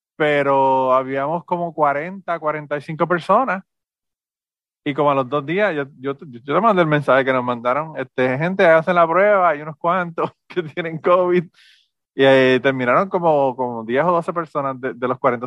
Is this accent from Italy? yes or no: no; Puerto Rico